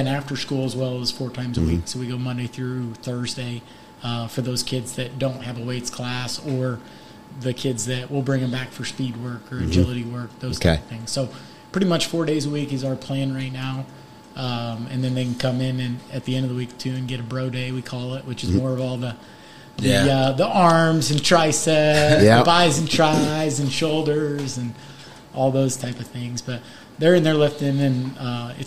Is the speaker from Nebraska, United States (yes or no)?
yes; Nebraska, United States; now in Indiana, United States; I was born in Nebraska